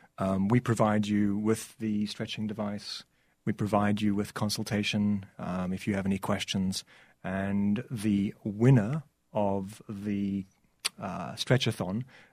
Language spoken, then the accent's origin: English; South Africa; I'm from South Africa, so this was a way for me to try and give back to the country that gave me so much.